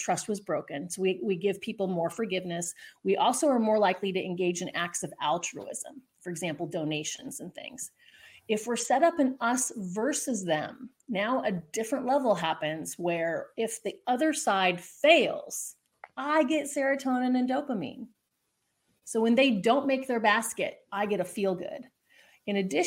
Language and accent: English; Southern California, United States; I'm from Southern California